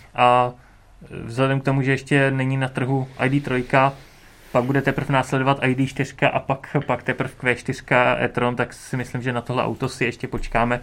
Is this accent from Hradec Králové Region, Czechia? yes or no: no; Beroun, Central Bohemian Region, Czechia; jsem z Berouna